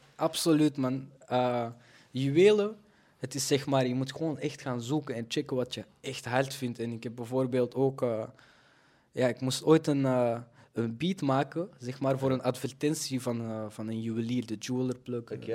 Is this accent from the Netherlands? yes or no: no; Belgium; Ik kom ook gewoon uit België. Ik ben hier altijd eh, opgegroeid.